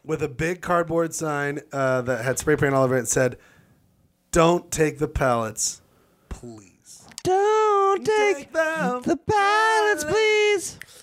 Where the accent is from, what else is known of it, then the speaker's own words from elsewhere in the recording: Utah, United States; we're from Utah.